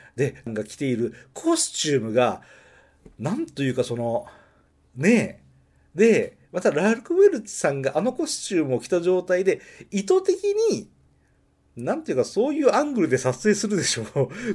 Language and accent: Japanese; Nagoya, Aichi, Japan; accent: Nagoya dialect; 名古屋弁が出てしまいました